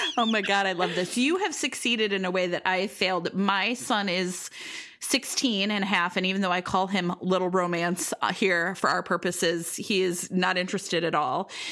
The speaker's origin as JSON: {"language": "English", "town": "Cleveland", "region": "Ohio", "country": "United States", "tie": "born or raised there", "moved": "yes", "lives_now": "Chicago, United States", "said": "I grew up in Cleveland, Leary, Ohio"}